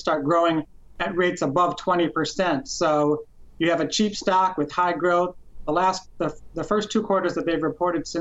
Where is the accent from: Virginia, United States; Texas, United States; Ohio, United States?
Ohio, United States; Cleveland; I'm actually from Cleveland